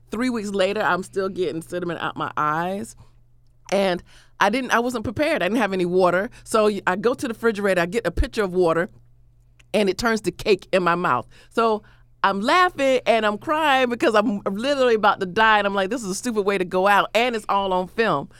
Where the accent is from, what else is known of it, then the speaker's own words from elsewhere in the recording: Florida, United States; I'm from Florida